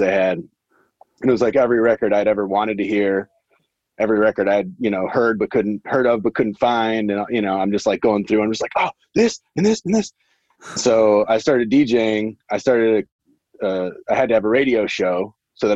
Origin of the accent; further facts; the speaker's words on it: Wisconsin, United States; moved away as an adult; also born or lived in San Diego / Los Angeles / Atlanta; now in St. Louis, United States; I grew up in Wisconsin. And then I came to St. Louis when I was 18 for college